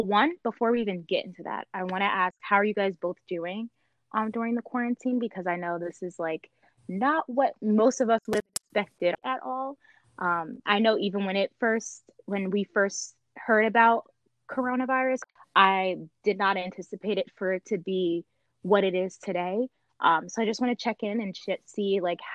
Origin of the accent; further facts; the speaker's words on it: Newark, New Jersey, United States; I was born and raised in Newark, New Jersey.